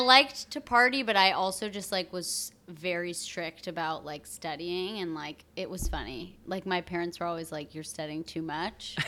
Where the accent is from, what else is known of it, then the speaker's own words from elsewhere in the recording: outside of Burlington, Vermont, United States; now in New York, United States; I grew up in Vermont, a lot of skiing